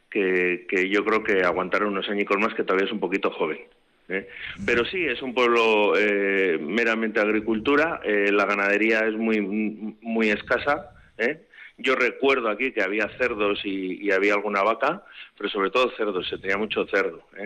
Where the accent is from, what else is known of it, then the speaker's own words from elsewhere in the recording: Vitoria, Basque Country, Spain; somos un pueblo muy pequeñito, somos del Ayuntamiento de Vitoria, pero económicamente estamos siempre jodidos